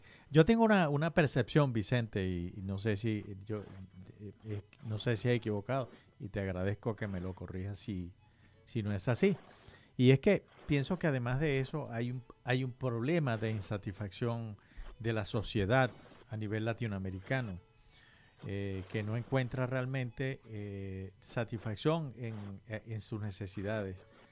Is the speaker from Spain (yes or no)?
no; Venezuela; nosotros, que somos originarios de Venezuela